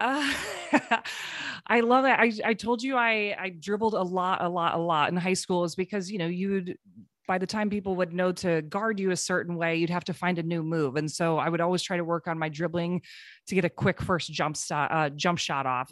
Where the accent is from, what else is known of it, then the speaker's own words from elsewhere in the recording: Cedar Rapids, Iowa, United States; moved away; I'm from Cedar Rapids, Iowa originally. My parents still live there